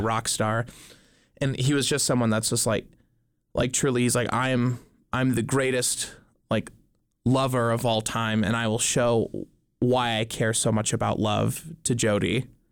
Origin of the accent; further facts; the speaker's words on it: Dillon, Montana, United States; I grew up in Dillon, Montana